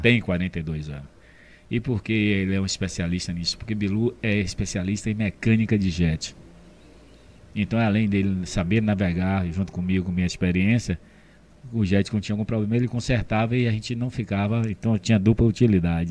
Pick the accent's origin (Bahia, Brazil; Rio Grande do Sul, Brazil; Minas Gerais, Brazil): Bahia, Brazil; Camaçari; eu sou de 54 e cheguei em Camaçari em 58